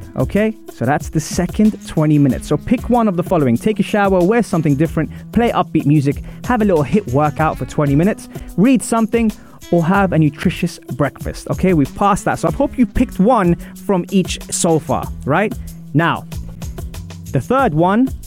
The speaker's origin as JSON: {"language": "English", "region": "London", "country": "United Kingdom", "said": "I'm from Wimbledon"}